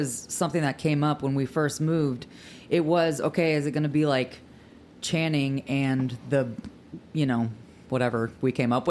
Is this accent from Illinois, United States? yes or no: yes; Assumption, Illinois, United States; moved away as an adult; also born or lived in Minnesota; now in Nashville, United States; It was always on my radar because I grew up in Illinois, like southern Illinois. So my family's like 5 hours from here. And I had moved to Minnesota for college